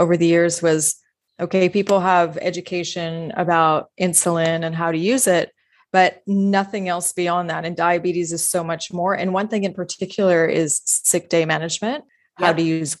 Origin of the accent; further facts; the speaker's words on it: Houston, Texas, United States; moved away; I grew up in Houston, Texas, I went back home and stayed with my parents.